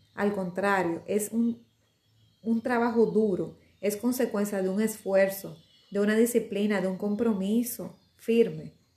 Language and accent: Spanish; Dominican Republic; me siento orgullosa de ser dominicana. Eh, bueno, es mi país, lo amo muchísimo mi pedazo de isla